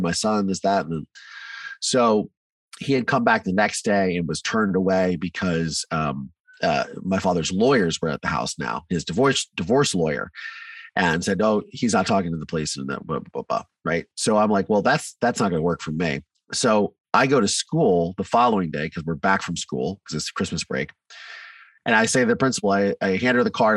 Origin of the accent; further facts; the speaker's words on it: Mansfield, Ohio, United States; also born or lived in Virginia; I grew up in Ohio in a small town called Mansfield